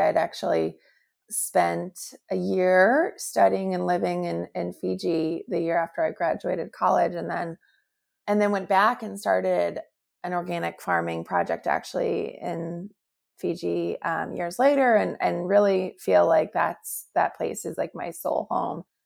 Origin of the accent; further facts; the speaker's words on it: St. Louis, Missouri, United States; my hometown of Saint Louis